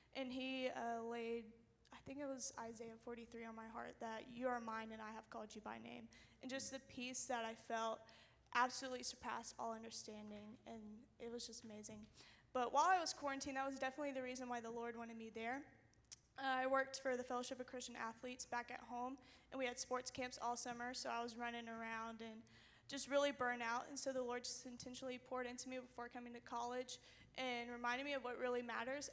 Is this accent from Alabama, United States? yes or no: yes; Alabama, United States; I'm a freshman this year, and I'm from Alabama.